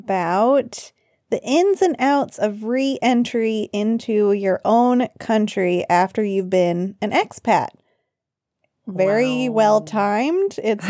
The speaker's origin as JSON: {"language": "English", "region": "Arkansas", "country": "United States", "tie": "born or raised there", "also_born_or_lived": "Nepal", "moved": "as an adult", "said": "So I am back in my home state of Arkansas."}